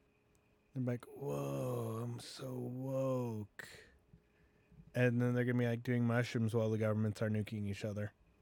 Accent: Philippines; Like, you know, technically, I'm Filipino, but I don't identify with any Filipino people.

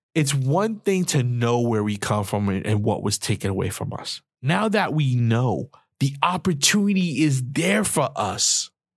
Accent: New York City, New York, United States; I'm from New York, the Bronx, the projects

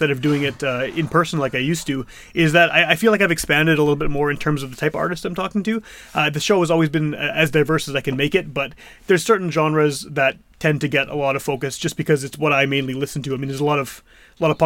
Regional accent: Manitoba, Canada; Manitoba, you know, being from here

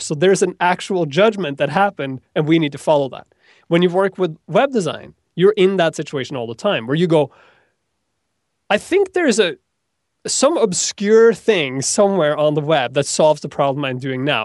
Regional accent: Norway; moved away; I come from Norway

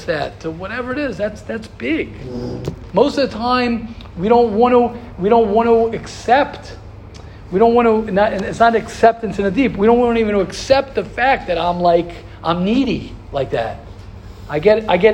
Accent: United States; I'm an American

